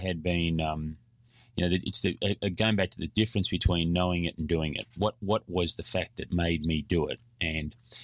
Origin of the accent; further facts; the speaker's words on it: Australia; I'm an Australian.